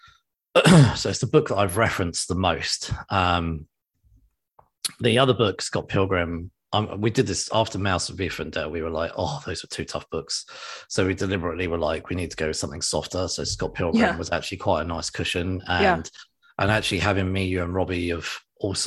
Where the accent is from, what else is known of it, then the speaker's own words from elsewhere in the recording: England, United Kingdom; I'm English